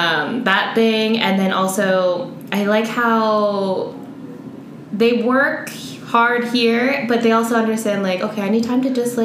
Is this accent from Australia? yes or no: no; Spain; accent: Spanish; English is a second language; because I learned all my Spanish here in Spain, and my Spanish accent, I think when I go outside of Spain, is like, it's pretty obvious.